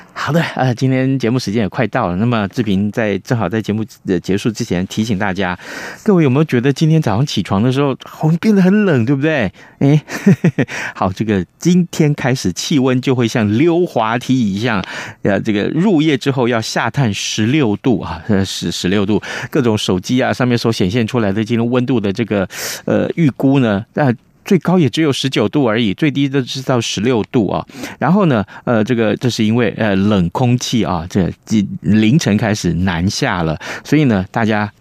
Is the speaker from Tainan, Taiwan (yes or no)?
yes; Tainan, Taiwan; moved away; 我是台南人啊，我每次回台南的时候坐高铁的话